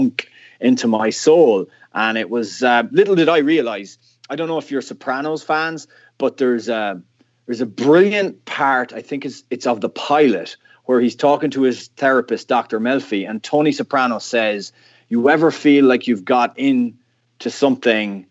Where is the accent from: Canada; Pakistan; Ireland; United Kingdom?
Ireland; moved away as an adult; now in United States; being 8 years of age and being Irish and living in Ireland and having qualified for our first World Cup, I grew up in a family that was a Gaelic football family.